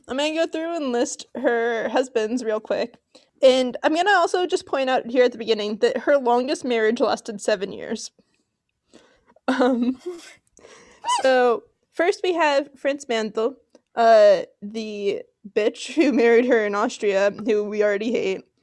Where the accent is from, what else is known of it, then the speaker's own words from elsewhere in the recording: Los Angeles, California, United States; I grew up in Los Angeles